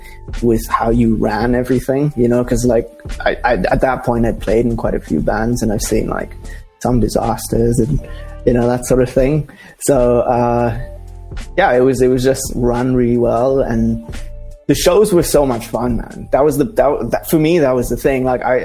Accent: Dubai, United Arab Emirates; I grew up in Dubai. So it's one of those like third culture kid things where you kind of, where are you from? And it's like, oh, I don't know. I'm from India. I'm from Dubai, but I'm not from Dubai.

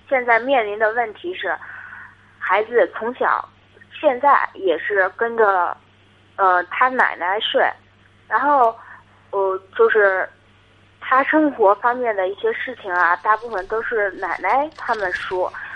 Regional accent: Hebei, China; 我是河北哦，河北的河北的家啊，乡哦

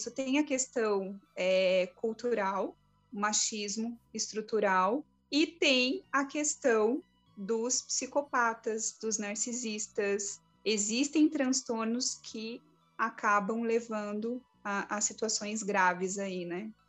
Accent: Florianópolis, Santa Catarina, Brazil

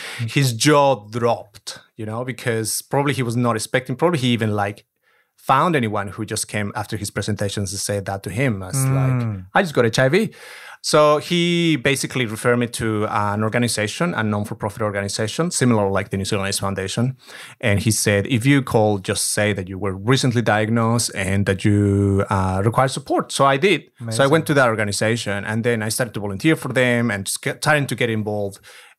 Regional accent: Mexico; So I'm not originally from Mexico City, which is the capital of the country. I'm from the countryside, if we can call it. So I'm a country girl.

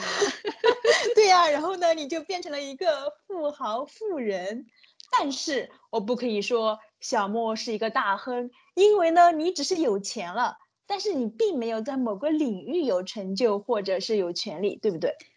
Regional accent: China; 已经靠近我们中国人的眉毛和睫毛了

